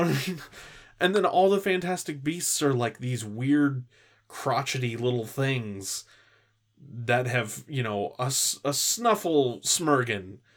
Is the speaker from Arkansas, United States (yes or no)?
no; California, United States; I grew up in California